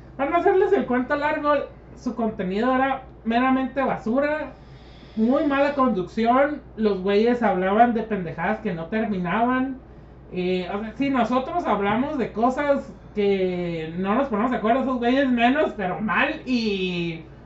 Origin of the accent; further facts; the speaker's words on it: Mexicali, Baja California, Mexico; Nosotros hemos vivido toda nuestra puta vida en la frontera y nunca estudiamos en el otro lado.